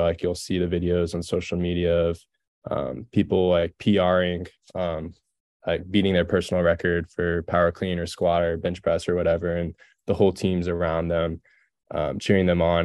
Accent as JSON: {"language": "English", "region": "Texas", "country": "United States", "tie": "born or raised there", "moved": "as an adult", "said": "growing up in Texas"}